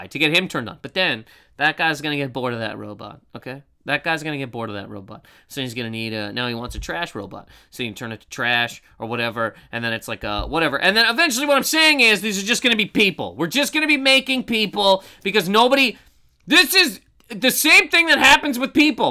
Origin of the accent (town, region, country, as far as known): Halifax, Nova Scotia, Canada; born or raised there; moved away